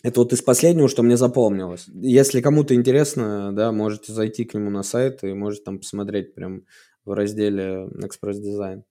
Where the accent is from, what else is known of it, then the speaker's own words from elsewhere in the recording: Suzdal, Vladimir Oblast, Russia; мой родной город, я там вырос